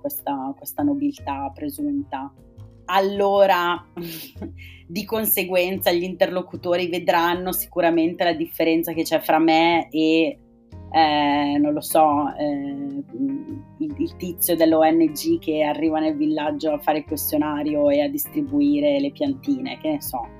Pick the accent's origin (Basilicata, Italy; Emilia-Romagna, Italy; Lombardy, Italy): Lombardy, Italy; province of Bergamo; Io sono originaria della provincia di Bergamo